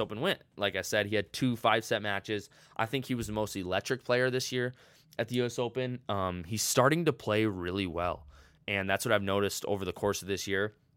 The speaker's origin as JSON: {"language": "English", "country": "United States", "said": "as Americans"}